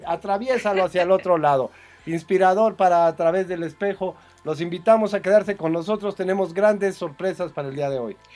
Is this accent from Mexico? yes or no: yes; Mexico; yo soy muy mexicano